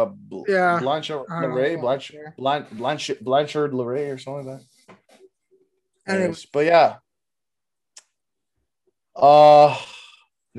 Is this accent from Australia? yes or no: no; Canada; We're Canadian